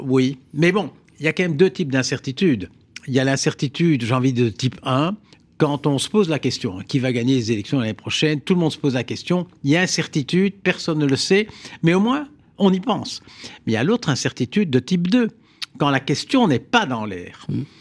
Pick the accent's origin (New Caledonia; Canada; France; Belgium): Belgium; Flanders; Moi, je suis flamand et un Flamand francophone, donc j'incarne toutes hmm. les je dirais, euh, toute la Belgique